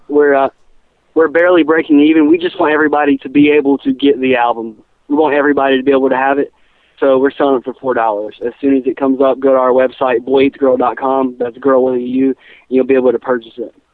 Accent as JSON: {"language": "English", "town": "Charlotte", "region": "North Carolina", "country": "United States", "said": "We're from the Charlotte area"}